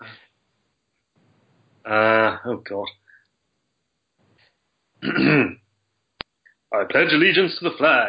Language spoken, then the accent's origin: English; England, United Kingdom; accent: English; also born or lived in France; moved to England when I was basically one and a half, and I've grown up here ever since. So I've always had ever since I could speak anyway, I've had an English accent